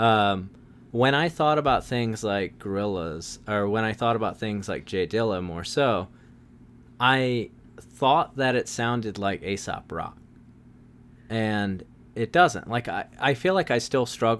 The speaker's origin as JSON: {"language": "English", "town": "Wilmington", "region": "North Carolina", "country": "United States", "tie": "born or raised there", "said": "I was raised in Wilmington, North Carolina"}